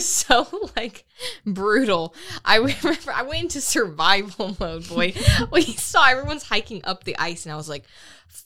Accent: Florida, United States; I'm from Florida

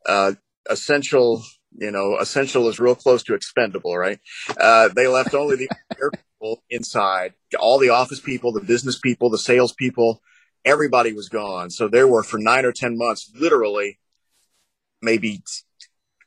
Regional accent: Martin, Tennessee, United States; moved away as an adult; also born or lived in Paducah, Kentucky / Louisville, Kentucky; I started out working in the little station in my hometown in Martin, Tennessee

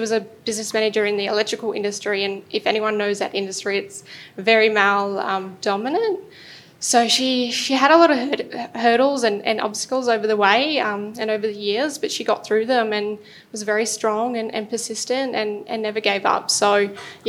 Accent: Toowoomba, Queensland, Australia; moved away as an adult; also born or lived in Brisbane; I moved to Brisbane from Toowoomba

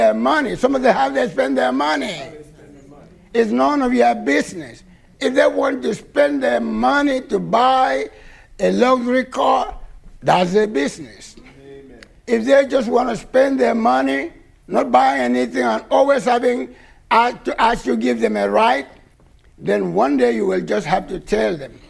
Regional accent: Nigeria; moved away; when we were growing up in Nigeria

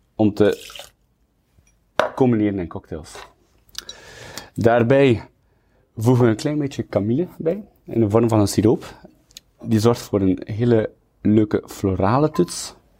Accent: Kortrijk, Flanders, Belgium; also born or lived in Kuurne; Ik ben geboren in Kortrijk op 23 juli 1992. Ik woon in Kuurne, naast Kortrijk

